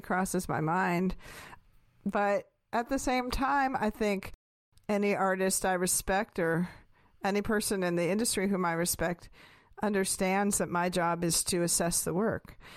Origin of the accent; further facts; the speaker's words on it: West Coast, United States; moved away; also born or lived in Pacific Northwest / Northern California / New York; growing up on the West Coast, and especially Pacific Northwest and then Northern California